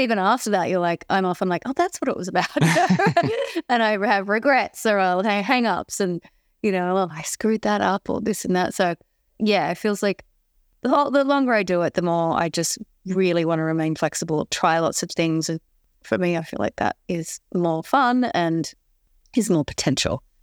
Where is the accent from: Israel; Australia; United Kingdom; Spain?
Australia; Sydney, New South Wales; I grew up in Balmain in a, in a city suburb in Sydney